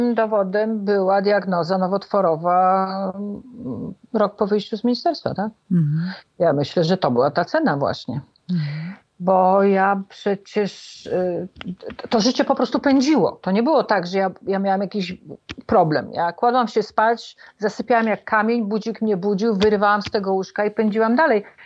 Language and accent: Polish; Warsaw, Masovian Voivodeship, Poland; A ja jestem warszawianką